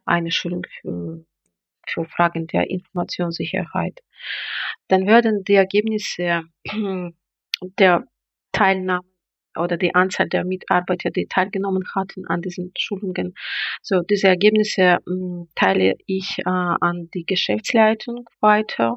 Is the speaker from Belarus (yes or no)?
yes; Belarus; da ich jetzt bin in Belarus bin